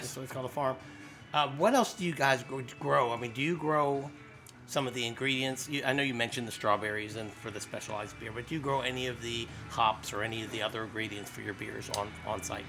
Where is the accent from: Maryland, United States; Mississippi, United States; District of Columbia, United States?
Maryland, United States; Colesville; I'm a native to this area. I grew up in Colesville.